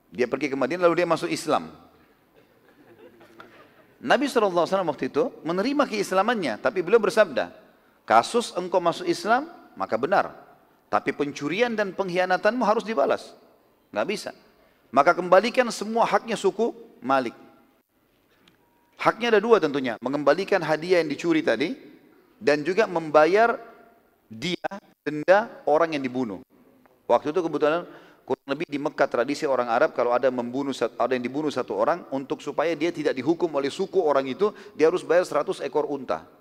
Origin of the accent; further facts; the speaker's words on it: South Sulawesi, Indonesia; Alhamdulillah saya dari Sulawesi Selatan, dan saya banyak orang Bugis.